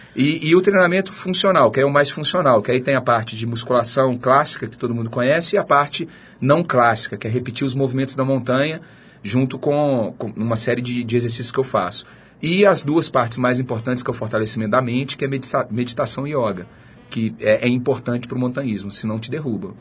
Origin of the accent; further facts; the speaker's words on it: Minas Gerais, Brazil; moved away; also born or lived in São Paulo; Eu sou mineiro